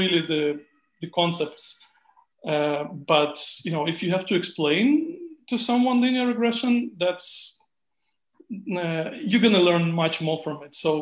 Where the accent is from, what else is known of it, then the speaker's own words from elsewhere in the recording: Israel; moved away as an adult; also born or lived in Ukraine / United States; now in Germany; I'm born in Ukraine. But I grew up in Israel, and after that I went on living in the US for some time, and now I'm in Germany